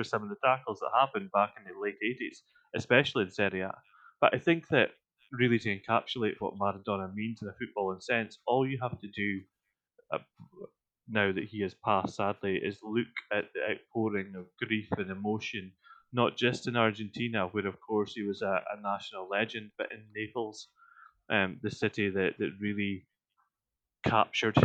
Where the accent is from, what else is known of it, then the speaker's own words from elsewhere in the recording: Scotland, United Kingdom; as a Scotsman